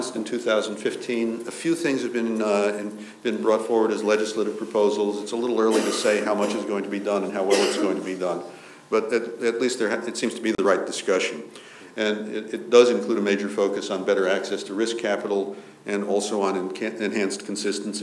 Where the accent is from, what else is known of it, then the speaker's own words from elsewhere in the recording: United States; moved away; I'm an American by birth